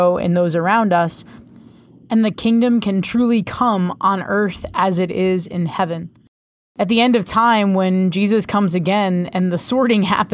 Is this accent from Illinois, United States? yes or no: no; Rhode Island, United States; I grew up in Rhode Island